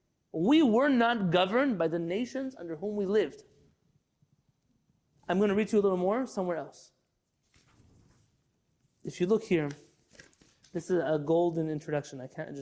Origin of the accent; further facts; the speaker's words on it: California, United States; I can make a right on red in New York. I'm from California.